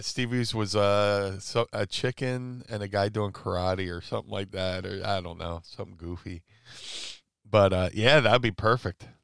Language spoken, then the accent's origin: English; Atlantic City, New Jersey, United States; I was growing up in Atlantic City at the time